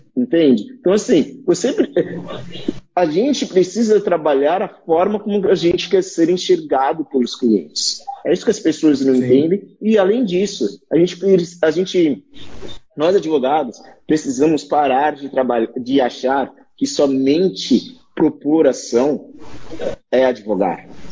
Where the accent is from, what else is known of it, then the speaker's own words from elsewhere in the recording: Santos, São Paulo, Brazil; eu sou de Santos, aqui a gente fala tu para tudo.